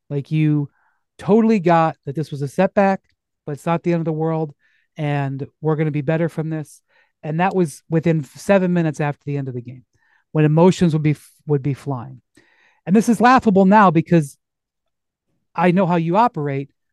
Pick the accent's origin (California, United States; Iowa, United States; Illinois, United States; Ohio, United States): Ohio, United States; Akron; I'm from Akron